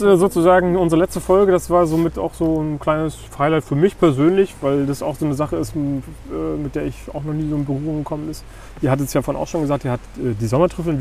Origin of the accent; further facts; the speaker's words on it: Uckermark, Brandenburg, Germany; ich komme ja aus, aus der Uckermark